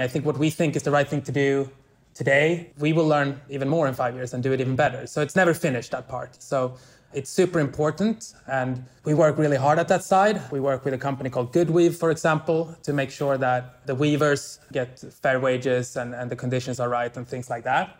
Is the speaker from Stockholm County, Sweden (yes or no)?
yes; Stockholm, Stockholm County, Sweden; moved away; I'm from Stockholm. I lived here most of my early life